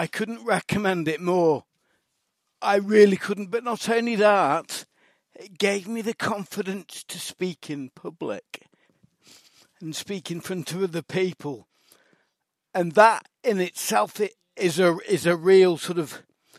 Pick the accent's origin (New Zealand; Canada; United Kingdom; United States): United Kingdom; Manchester, North West England; accent: Mancunian; used to speak with a strong Mancunian accent that I picked up in primary school.